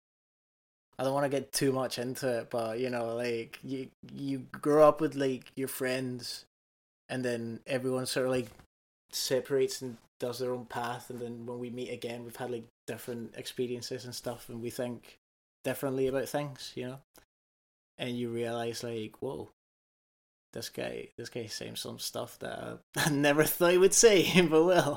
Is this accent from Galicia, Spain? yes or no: no; Canary Islands, Spain; now in Scotland; I'm from the Canaries